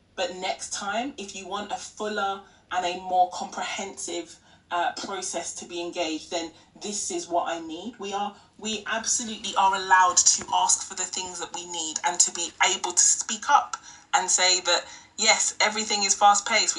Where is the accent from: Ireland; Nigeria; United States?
Nigeria; now in United Kingdom; our culture in Nigeria, I am Nigerian, I'm UK-based, but I'm Nigerian